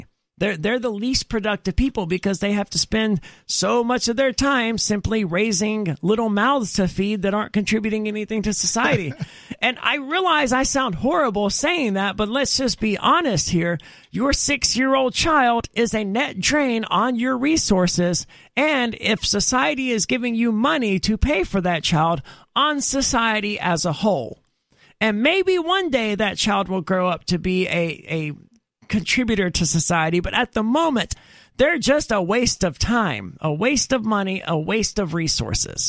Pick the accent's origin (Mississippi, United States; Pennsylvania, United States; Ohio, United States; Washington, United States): Mississippi, United States; I'm from Mississippi where it's extremely common